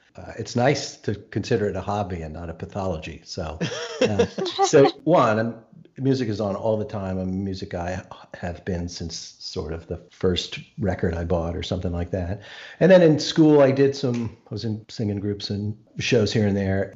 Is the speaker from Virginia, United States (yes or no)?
yes; Arlington, Virginia, United States; I grew up in Arlington